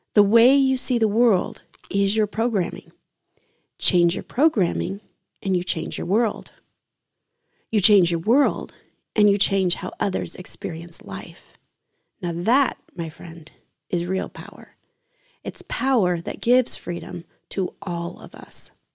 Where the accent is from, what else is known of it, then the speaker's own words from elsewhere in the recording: United States; as an American white heterosexual woman.